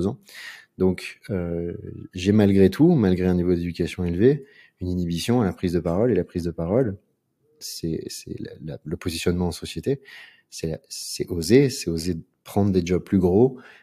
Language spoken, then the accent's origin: French; Aix-en-Provence, Provence-Alpes-Côte d'Azur, France; moved away as an adult; also born or lived in Paris; now in Marseille, France; Je suis né dans la ZUP d'Aix-en-Provence